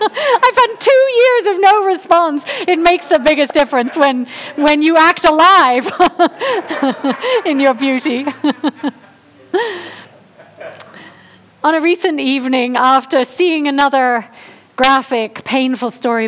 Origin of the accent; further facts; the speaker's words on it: England, United Kingdom; moved away; I'm from England